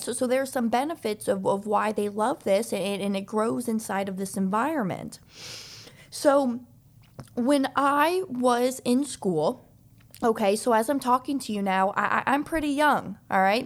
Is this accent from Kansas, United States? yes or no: yes; Olathe, Kansas, United States; moved away as an adult; also born or lived in Overland Park, Kansas; now in Florida, United States; I was raised in the Kansas City area. So, I, I, I was in, uh, high school in, in a town called Olathe.